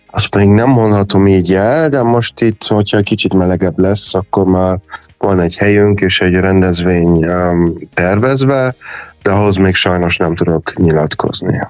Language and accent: Hungarian; Hungary; moved away; also born or lived in Germany; mindig vissza akartam jönni Magyarországon, meg mégis itt születtem, és ez az otthonom, és azért jöttem haza